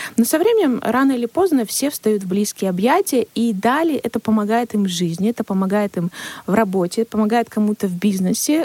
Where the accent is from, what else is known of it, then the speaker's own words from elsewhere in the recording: Siberia, Russia; у нас в Сибири. Мы сибиряки, да, наш менталитет, наш климат, он влияет на наше общение